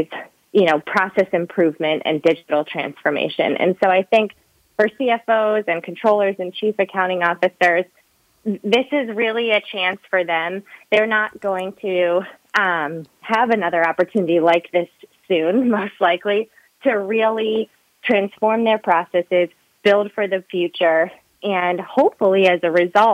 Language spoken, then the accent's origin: English; Midwest, United States; I grew up in the Midwest